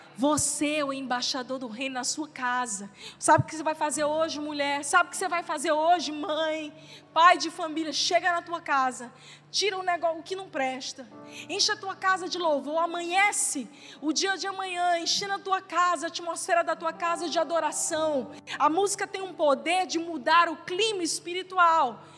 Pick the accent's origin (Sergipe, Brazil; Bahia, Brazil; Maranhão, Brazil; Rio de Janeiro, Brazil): Maranhão, Brazil; São Luís; now in Teresina, Brazil; eu estou aqui numa cidade que não é a minha cidade natal. A minha família de sangue está em outra cidade, em São Luís.